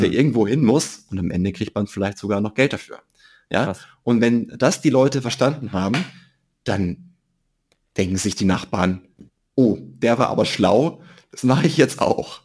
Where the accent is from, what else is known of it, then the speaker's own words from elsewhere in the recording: Germany; als Deutsche